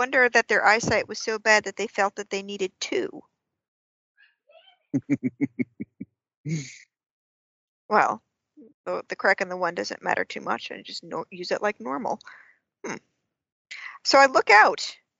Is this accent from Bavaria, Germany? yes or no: yes; Bavaria, Germany; Well, I am originally from Bavaria.